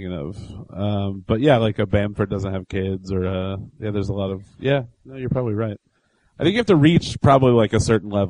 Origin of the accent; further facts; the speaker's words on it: Indiana, United States; I'm from Indiana.